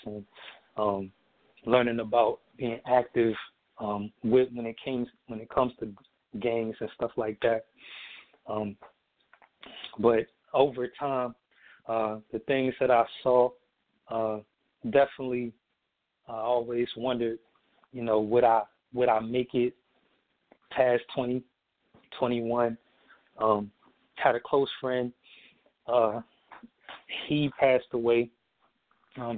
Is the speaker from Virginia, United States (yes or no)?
yes; Emporia, Virginia, United States; also born or lived in Norfolk, Virginia; We ended up moving from Norfolk to my hometown, which is my hometown is Emporia, Virginia, small little town.